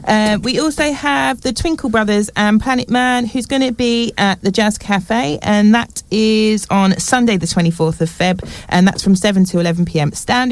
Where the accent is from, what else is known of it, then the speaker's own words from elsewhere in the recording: St Albans, East of England, United Kingdom; I am also born and bred in St Albans